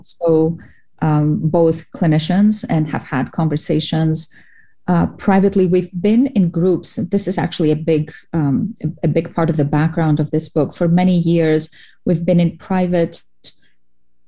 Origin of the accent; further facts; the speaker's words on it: Cyprus; moved away as an adult; also born or lived in Greece; now in United States; I'm an immigrant from Cyprus and from Greece.